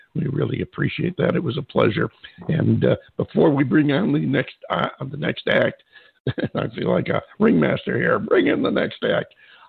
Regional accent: upstate New York, United States; moved away; when I was a kid in upstate New York

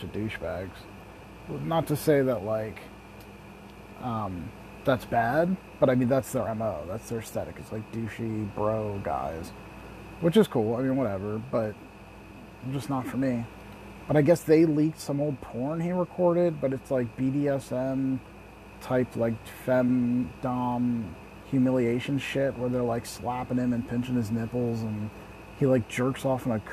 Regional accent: Lancaster, Pennsylvania, United States; I'm from Lancaster City in Lancaster County, Pennsylvania

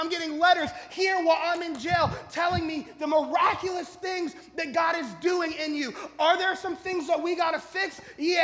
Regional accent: Colorado, United States; I'm from Colorado, so I got cousins who know something about growing things

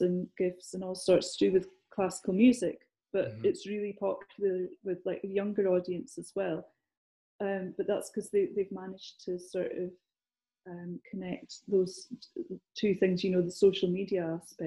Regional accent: Scotland, United Kingdom; accent: Scottish; moved away; I'm Scottish. And a lot of the time people will say, well, do you work down here? Because I haven't lost my accent

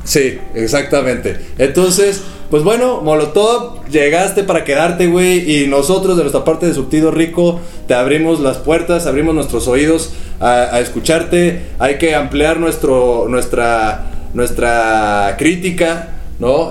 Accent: Mexico; siempre estamos buscando como, como los mexicanos

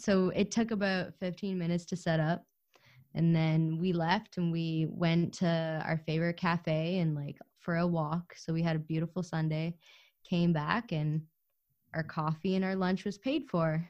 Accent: Ukraine; moved away; I was born in Ukraine

